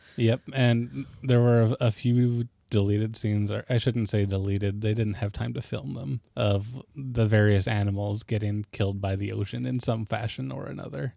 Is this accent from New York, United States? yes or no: no; Alaska, United States; I lived in Alaska